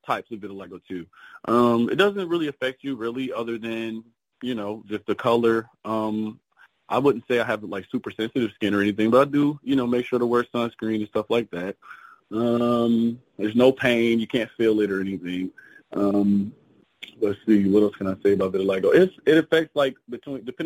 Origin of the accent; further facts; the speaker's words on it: Cincinnati, Ohio, United States; moved away as an adult; now in Miami, United States; So I was born and raised in Cincinnati, Ohio. Grew up there, and then I moved to Miami in 2021.